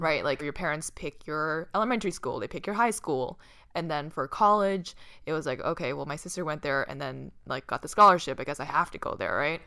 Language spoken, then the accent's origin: English; Boston, Massachusetts, United States; moved away as an adult; also born or lived in California; Boston, I grew up in Boston.